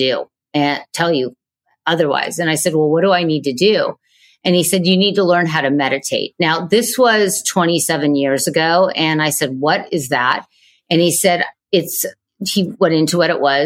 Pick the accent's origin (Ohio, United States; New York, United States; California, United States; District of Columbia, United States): California, United States; Manhattan Beach; I grew up in Manhattan Beach, California